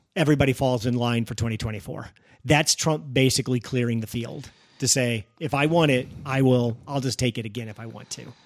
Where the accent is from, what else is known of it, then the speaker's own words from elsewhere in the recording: Missouri, United States; the state of Missouri, my home state